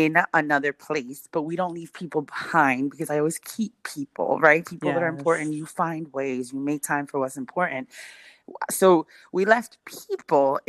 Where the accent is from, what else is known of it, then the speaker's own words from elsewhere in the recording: West New York, New Jersey, United States; moved away as an adult; now in Mansfield, United States; Born in New York, raised in West New York, ooh, New Jersey, and currently living in Mansfield, Texas.